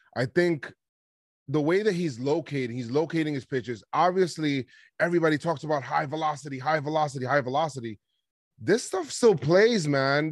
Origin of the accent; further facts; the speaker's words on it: New York, United States; growing up in New York